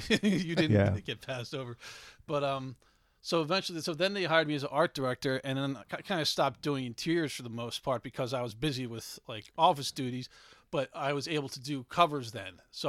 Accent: Swarthmore, Pennsylvania, United States; also born or lived in Gettysburg / Savannah; Swarthmore in Delaware County.

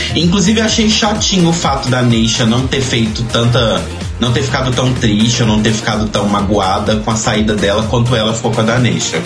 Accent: Belo Horizonte, Minas Gerais, Brazil; de Belo Horizonte, minha cidade natal

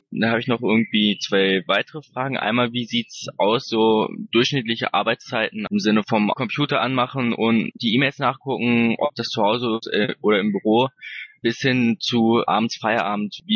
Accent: Wunstorf, Lower Saxony, Germany; Gut, also erstmal, ich komme aus Wunstorf. Ich weiß nicht, wer das kennt. Das ist bei Hannover

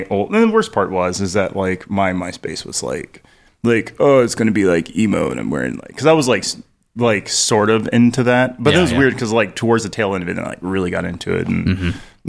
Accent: Tulsa, Oklahoma, United States; And growing up in Tulsa, they had this program called Planet 106.9.

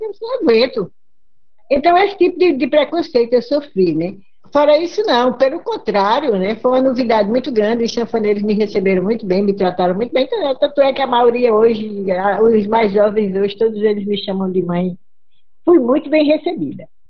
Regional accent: Northeast Region, Brazil; Sou sertaneja, nordestina.

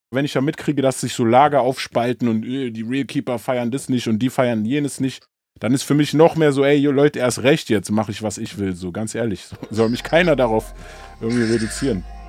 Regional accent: Berlin, Germany; als Berliner

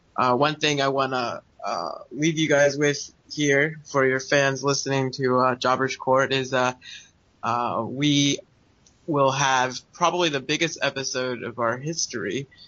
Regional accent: United States; moved away; I'm American

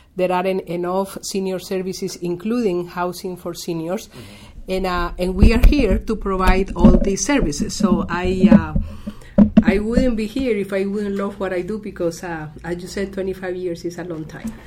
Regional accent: Costa Rica; moved away as an adult; also born or lived in Rockville, Maryland, United States; now in United States; I'm originally from Costa Rica and came here 28 years ago

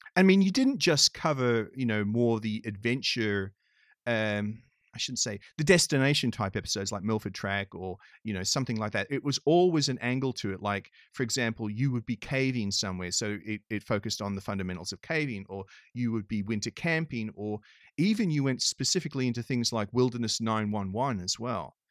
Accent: Australia; moved away; I grew up in Australia

